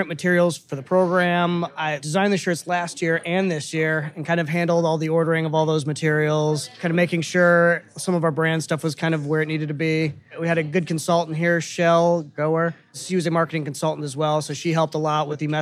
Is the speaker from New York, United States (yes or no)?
no; Detroit, Michigan, United States; also born or lived in Florida; now in Nashville, United States; I originally hail from Detroit, and I lived in Florida for quite a long time before moving up here.